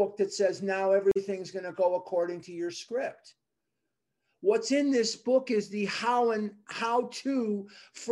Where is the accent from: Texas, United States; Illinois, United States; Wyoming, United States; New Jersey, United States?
Illinois, United States; Chicago; I was born and raised in Chicago